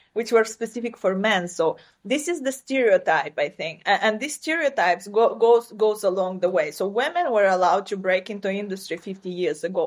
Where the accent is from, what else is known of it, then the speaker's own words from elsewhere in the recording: southern Ukraine, Ukraine; first language Romanian; English is a second language; moved away as an adult; now in New York, United States; I come originally from Ukraine. That's this is where I was born and raised.